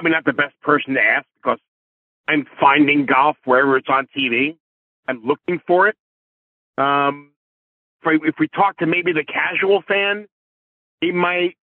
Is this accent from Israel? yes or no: no; New York, United States; I grew up in New York